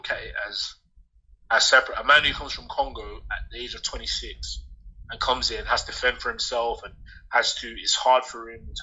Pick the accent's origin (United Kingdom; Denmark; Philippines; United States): United Kingdom; I'm black British.